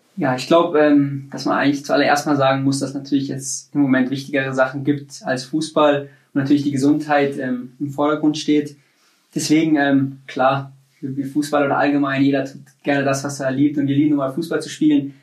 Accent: Munich, Bavaria, Germany; moved away as an adult; also born or lived in Nuremberg; in München ist, wo ich geboren bin, wo ich aufgewachsen bin

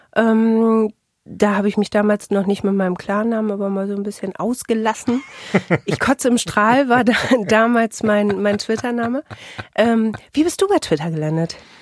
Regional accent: Bielefeld, North Rhine-Westphalia, Germany; komme ich aus Bielefeld

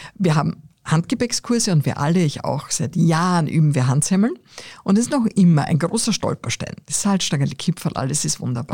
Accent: Austria; ich bin am Land aufgewachsen

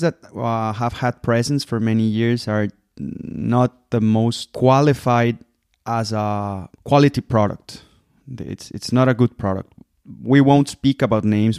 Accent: Guadalajara, Jalisco, Mexico; moved away as an adult; also born or lived in Puerto Vallarta; now in Germany; I was born in Puerto Vallarta, where I come from. I was raised in Guadalajara. That's tequila land. I live in Germany since 2014

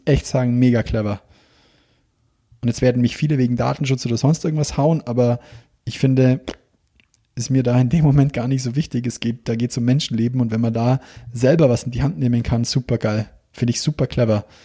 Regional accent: Bavaria, Germany; wie bei uns daheim

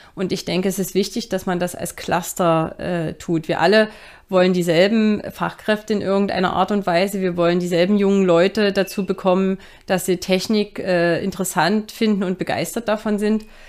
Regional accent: Dresden, Saxony, Germany; moved away as an adult; also born or lived in Stockholm; für mich war klar, Dresden ist meine Heimat

